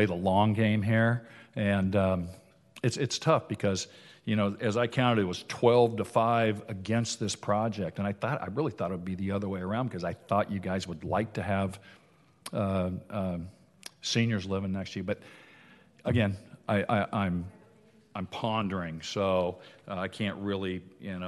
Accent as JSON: {"language": "English", "town": "Huntington Beach", "region": "California", "country": "United States", "tie": "born or raised there", "said": "I grew up in Huntington Harbor. I moved there in 1966. I've been a 58-year resident of Huntington Beach"}